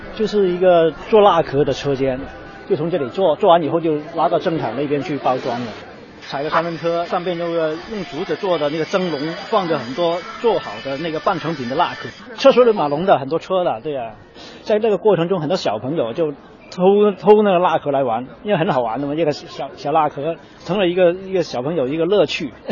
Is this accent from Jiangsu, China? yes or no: no; Guangzhou, Guangdong, China; 我们广州人